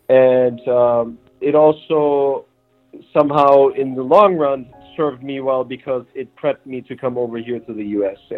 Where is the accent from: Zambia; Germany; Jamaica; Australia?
Germany; also born or lived in Turkey / New Mexico; now in Los Angeles, United States; So really, I grew up more in Germany and got to go through the German school system and spend family time and vacation time in Turkey